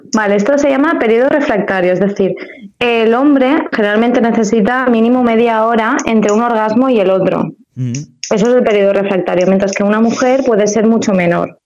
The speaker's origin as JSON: {"language": "Spanish", "town": "Alcoy", "region": "Valencian Community", "country": "Spain", "moved": "as an adult", "lives_now": "Valencia, Spain", "said": "soy de Alcoy"}